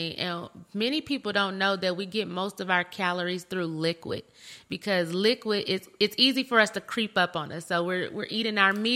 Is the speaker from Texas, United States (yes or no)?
no; Flint, Michigan, United States; also born or lived in Grand Blanc, Michigan; I'm from Michigan. I'm from Flint, Michigan